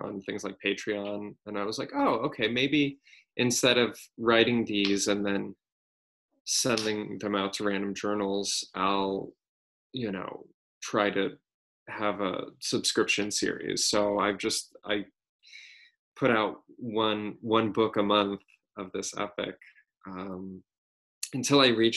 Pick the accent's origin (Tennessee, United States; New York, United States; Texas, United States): Texas, United States; moved away as an adult; also born or lived in San Francisco; I'm from Texas. I grew up in Texas